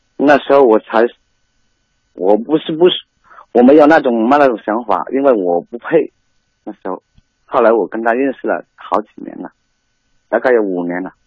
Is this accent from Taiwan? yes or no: no; Guangxi, China; now in Guangdong, China; 因为我是广西的嘛